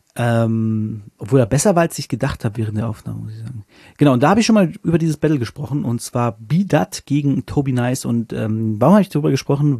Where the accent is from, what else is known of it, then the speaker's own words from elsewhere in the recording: Northern Germany, Germany; now in Hanover, Germany; als Norddeutscher